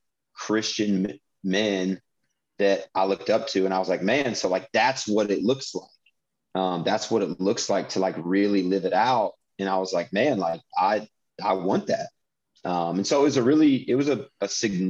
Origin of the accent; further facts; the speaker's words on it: Indiana, United States; I grew up in Indiana